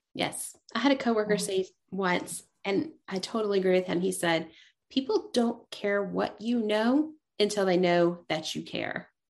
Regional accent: East Tennessee, United States; growing up in East Tennessee

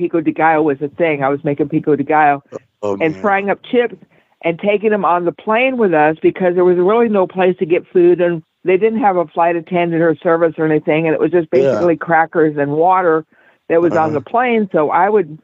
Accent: West Texas, United States; I grew up in West Texas

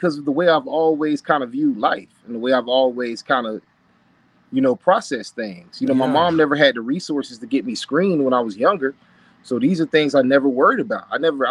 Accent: Florida, United States; So Ramon, I'm from Polk County.

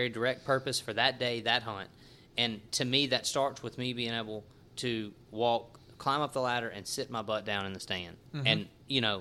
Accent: Natchez, Mississippi, United States; moved away; also born or lived in Clinton, Louisiana; I grew up in Natchez

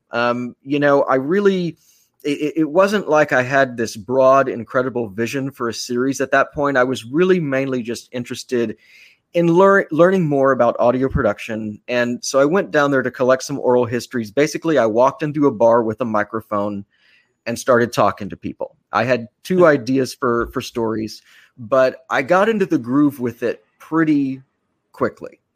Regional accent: Austin, Texas, United States; moved away; my hometown of Austin

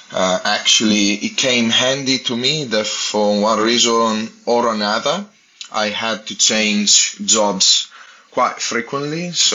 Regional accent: Italy; English is a second language; I'm coming from Italy, like, I don't even know what that thing is.

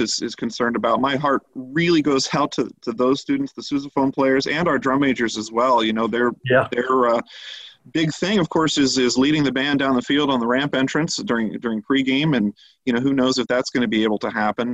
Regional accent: Westerville, Ohio, United States; I'm originally from Westerville, so grew up there

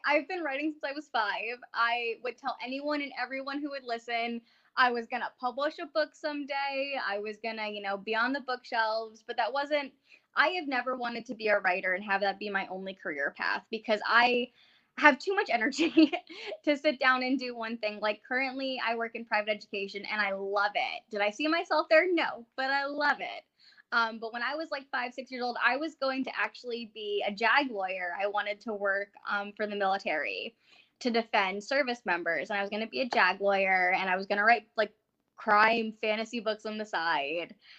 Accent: Northeast Pennsylvania, United States; I grew up in Northeast Pennsylvania, like right on that little tip between PA and New York.

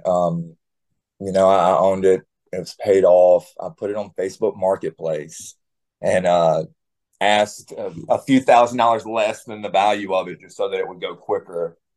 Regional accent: South Carolina and Texas, United States; moved away; also born or lived in Florida; I grew up in South Carolina and also Texas

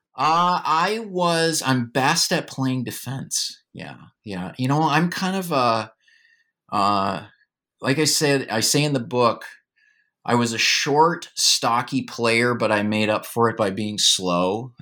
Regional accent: Duluth, Minnesota, United States; I grew up in Duluth, Minnesota

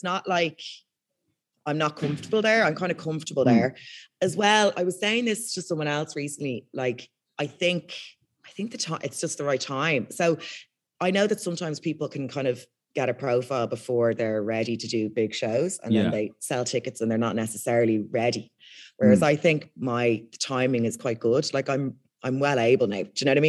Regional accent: Ireland; accent: posh; So, and in Ireland, like my accent is the most, like people hate my accent and I get trolled for it all the time and stuff because it's really posh.

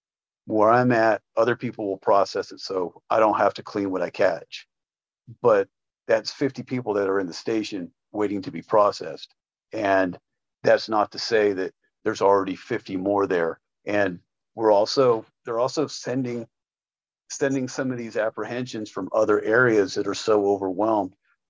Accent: Mexico; Say that I'm racist, because, well, I'm from Mexico too.

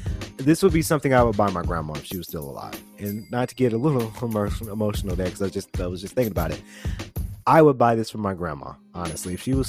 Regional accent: Atlanta, Georgia, United States; because I'm from Atlanta. I'm proud to say, from Atlanta, love Atlanta.

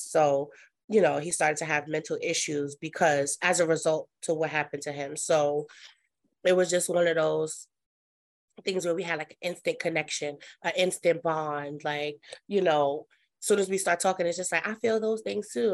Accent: New York City, New York, United States; I am from Brooklyn, New York. Um, that's where I was born and raised

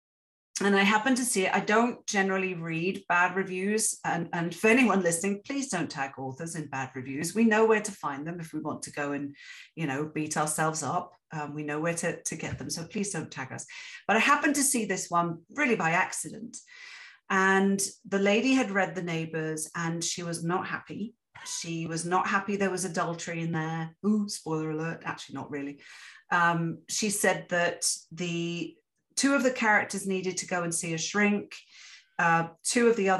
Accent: Interlaken, Bern, Switzerland; moved away as an adult; also born or lived in England; now in Canada; my hometown in Switzerland, in Interlaken

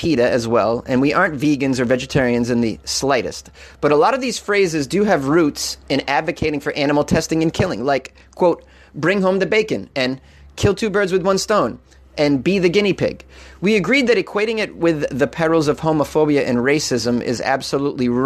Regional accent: Boston, Massachusetts, United States; accent: Boston; my Boston accent

